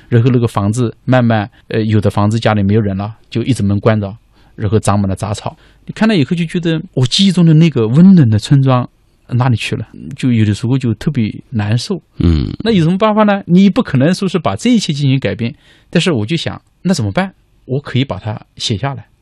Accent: Taizhou, Jiangsu, China; moved away as an adult; now in Nanjing, China; 我是苏北人，啊，苏北人。泰州人

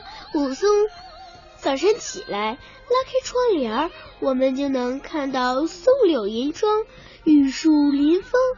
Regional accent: Jilin, China; 想要欣赏到我家乡的美景，可一定要有耐心哦。因为吉林市有被誉为我国四大自然奇特景观之一的吉林雾凇

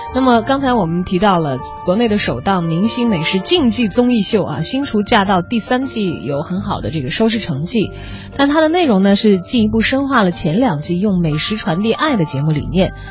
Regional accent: Chongqing, China; 我是重庆人

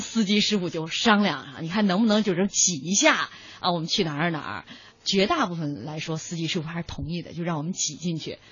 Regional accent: Xi'an, Shaanxi, China; now in Beijing, China; 我在小的时候在西安嗯。生活的时候

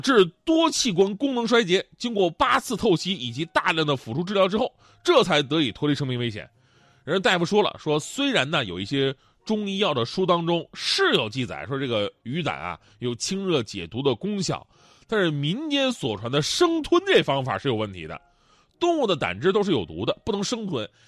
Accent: Northeast China, China; moved away; 咱们东北人

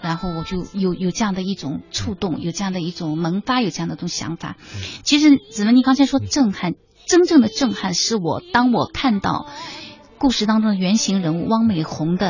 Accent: China; 我说我们中国人怎么能这样子？

